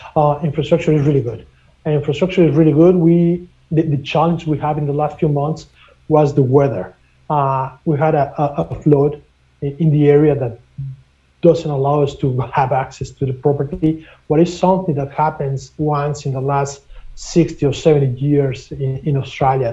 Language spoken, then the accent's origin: English; Mexico; now in Canada; I'm originally from Mexico, and I have been doing international business for more than 25 years